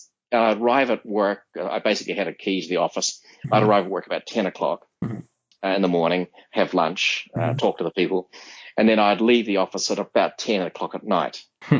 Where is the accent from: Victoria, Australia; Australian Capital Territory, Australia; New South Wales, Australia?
New South Wales, Australia; Sydney; now in United States; this is an Australian group. And where are you from? Oh, you're from Sydney. And one of the guys here, he lived in the same suburb as I did.